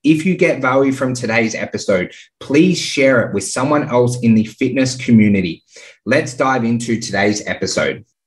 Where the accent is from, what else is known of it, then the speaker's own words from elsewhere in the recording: Canberra, Australian Capital Territory, Australia; moved away as an adult; also born or lived in Sydney; now in Perth, Australia; I grew up in Canberra.